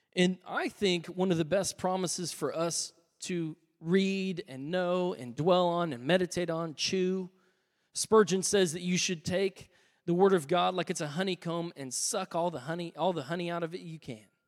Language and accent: English; United States; I'm an American